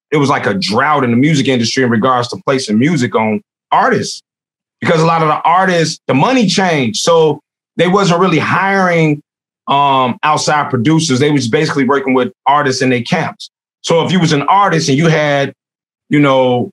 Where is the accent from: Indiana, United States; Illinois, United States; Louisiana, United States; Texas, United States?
Illinois, United States; Chicago; growing up in Roseland